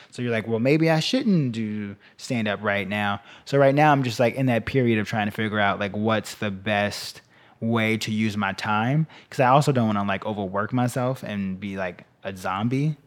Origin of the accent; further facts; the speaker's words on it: Chicago, Illinois, United States; I grew up there, then I went to college there